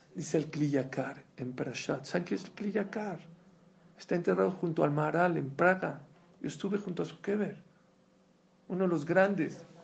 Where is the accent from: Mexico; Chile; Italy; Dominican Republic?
Mexico; Yo la verdad vengo de México